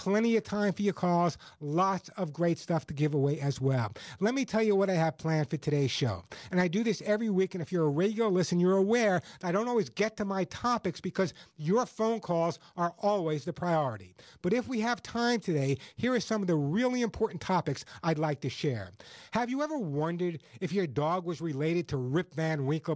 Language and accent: English; Long Island, New York, United States; as a kid growing up on Long Island, I grew up in a relatively poor family